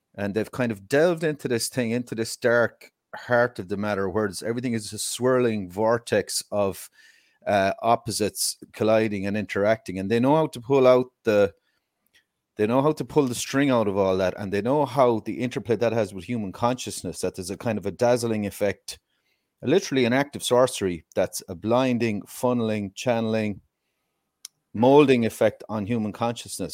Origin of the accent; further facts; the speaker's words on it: Ireland; I'm Irish, obviously